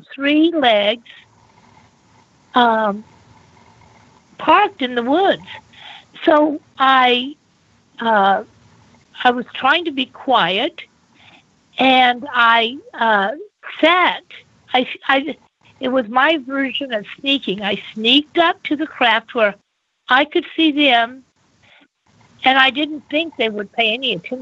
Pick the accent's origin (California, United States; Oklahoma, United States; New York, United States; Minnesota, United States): Oklahoma, United States; Bethany; I was born in Bethany, Oklahoma, where my parents met at the Nazarene Ministerial School